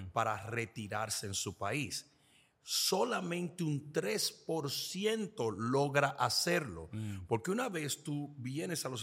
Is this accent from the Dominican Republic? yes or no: yes; Dominican Republic; now in United States; Sí, bueno, soy de la República Dominicana y me casé con mi esposa muchos años atrás, décadas atrás.